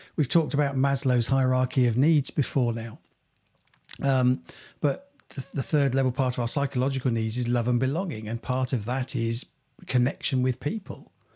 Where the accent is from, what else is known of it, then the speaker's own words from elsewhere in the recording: Cranfield, East of England, United Kingdom; when we were growing up in Cranfield, um, being a, a village